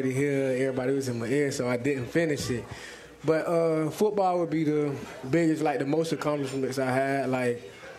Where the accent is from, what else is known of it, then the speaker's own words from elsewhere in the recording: Titusville, Florida, United States; I'm from Titusville.